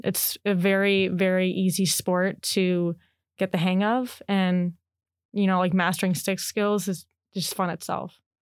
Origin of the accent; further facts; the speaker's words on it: Chicago, Illinois, United States; moved away as an adult; now in Oregon, United States; I'm from Chicago